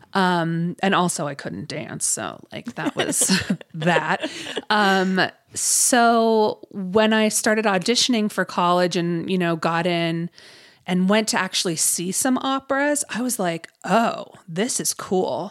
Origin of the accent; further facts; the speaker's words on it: Ohio, United States; I grew up in Ohio